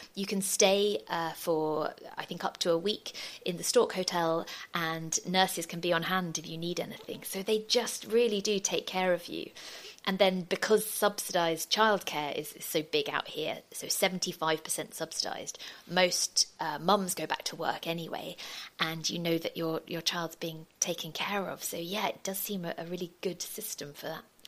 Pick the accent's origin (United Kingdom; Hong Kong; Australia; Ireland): United Kingdom; moved away as an adult; now in Denmark; I'm a British journalist